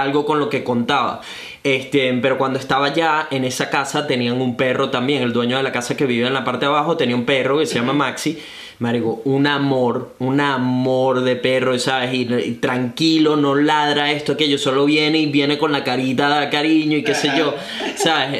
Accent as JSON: {"language": "Spanish", "country": "Venezuela", "also_born_or_lived": "Brisbane, Australia", "moved": "yes", "lives_now": "Gold Coast, Australia", "said": "soy un venezolano que vive actualmente recién mudado a Gold Coast, Australia"}